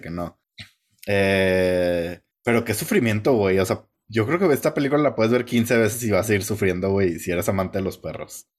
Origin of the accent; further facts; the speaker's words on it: Mexico; me acordé que soy mexicano